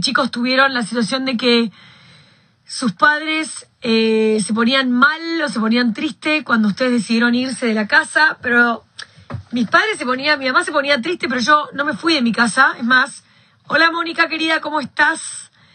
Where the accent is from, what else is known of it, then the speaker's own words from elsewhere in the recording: Argentina; yo soy argentina